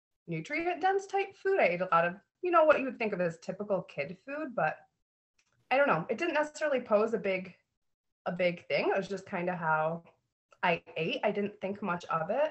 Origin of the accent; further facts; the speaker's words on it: Spring Lake, Michigan, United States; I was raised in Spring Lake, Michigan